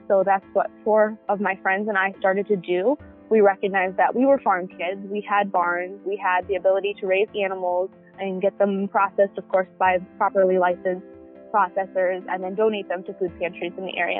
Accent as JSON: {"language": "English", "town": "Cass City", "region": "Michigan", "country": "United States", "tie": "born or raised there", "said": "my hometown of Cass City"}